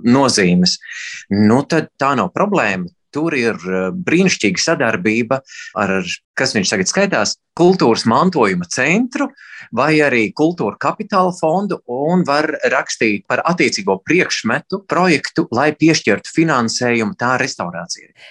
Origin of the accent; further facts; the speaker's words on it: Latvia; es esmu latvietis